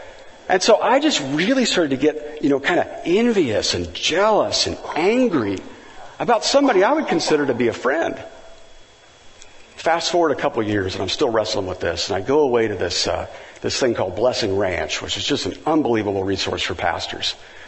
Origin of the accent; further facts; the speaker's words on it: Valencia, California, United States; He says, where are you from? And I said, Valencia, California.